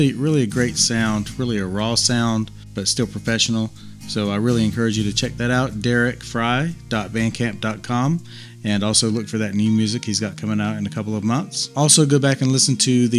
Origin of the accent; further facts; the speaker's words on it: Eastern North Carolina, United States; I'm from Eastern North Carolina